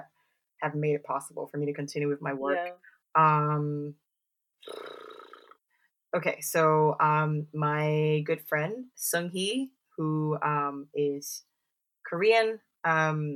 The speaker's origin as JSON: {"language": "English", "country": "Singapore", "tie": "born or raised there", "moved": "yes", "lives_now": "United Kingdom", "said": "growing up in Singapore"}